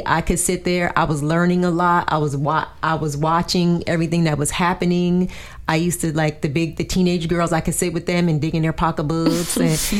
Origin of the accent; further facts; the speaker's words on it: New Jersey, United States; I only went to church when I was real young, I'm from Jersey, only when I went to Virginia in the summer times.